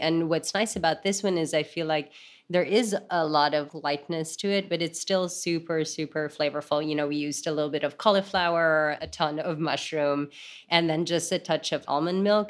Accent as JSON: {"language": "English", "town": "Manila", "region": "Metro Manila", "country": "Philippines", "tie": "born or raised there", "moved": "yes", "said": "I grew up in Manila"}